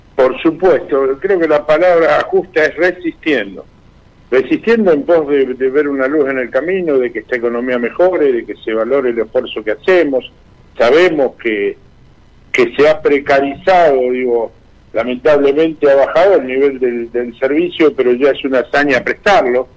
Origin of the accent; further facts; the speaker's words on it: Argentina; nos deben tratar como argentinos